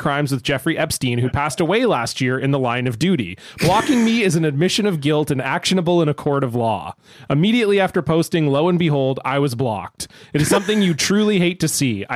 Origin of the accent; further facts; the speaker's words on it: Canada; we are Canadian.